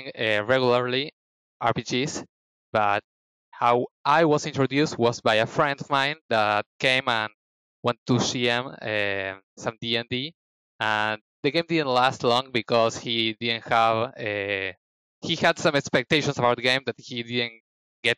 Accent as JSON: {"language": "English", "country": "Argentina", "said": "I am from Argentina"}